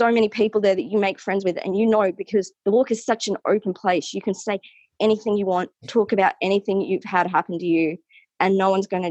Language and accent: English; New South Wales, Australia; moved away as an adult; now in Weipa, Australia; I'm originally from New South Wales. I've grown up in the bush my entire life.